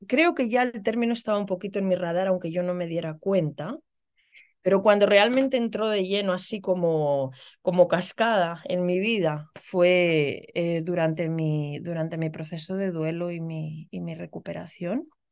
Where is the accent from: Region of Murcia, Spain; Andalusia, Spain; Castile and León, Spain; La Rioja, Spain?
La Rioja, Spain; Logroño; moved away as an adult; also born or lived in Illinois, United States; now in United States; yo soy riojana, soy de Logroño